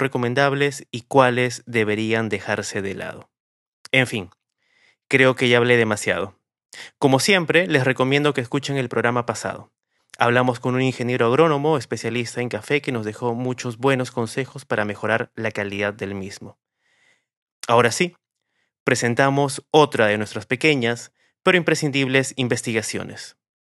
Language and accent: Spanish; Peru; nos llena de orgullo como peruanos